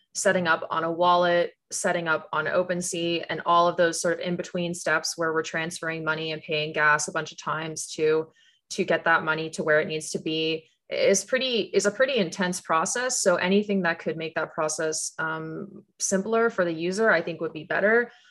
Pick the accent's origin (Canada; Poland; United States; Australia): Canada; moved away; I grew up in Canada